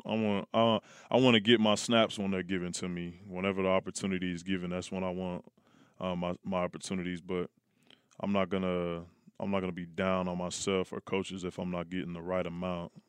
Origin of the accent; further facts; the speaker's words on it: Oakland, California, United States; I grew up in Oakland